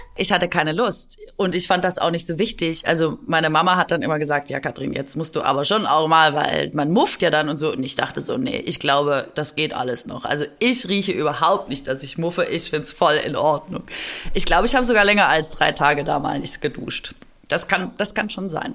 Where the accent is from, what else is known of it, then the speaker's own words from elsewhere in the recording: Swabia, Baden-Württemberg, Germany; accent: Swabian; ich komme aus Schwaben. Kennt ihr Schwäbisch?